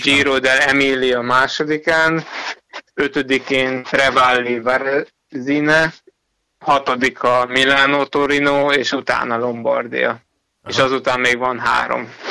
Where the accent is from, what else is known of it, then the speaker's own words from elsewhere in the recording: Hungary; ott már egyedül voltam magyarként